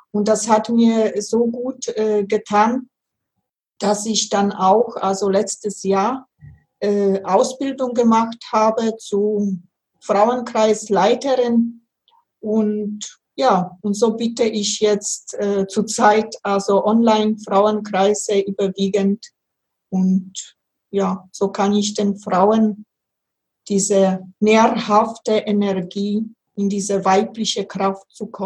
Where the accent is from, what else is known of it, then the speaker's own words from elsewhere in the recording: Upper Silesia, Poland; ich bin in Oberschlesien also geboren und äh, da war also, wenn ich so ein kleines Kind war, sieben, acht, da kann ich mich noch ganz gut erinnern.